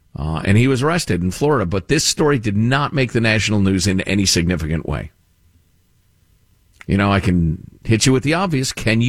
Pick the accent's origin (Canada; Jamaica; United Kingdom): Jamaica; moved away; This is not my country, not my culture. I came from Jamaica and here I have made it. It is now my country.